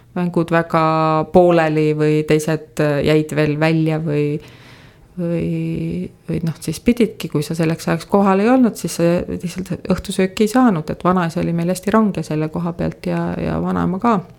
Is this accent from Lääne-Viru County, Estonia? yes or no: no; Tabivere, Tartu County, Estonia; born or raised there; also born or lived in Tallinn; now in Põltsamaa, Estonia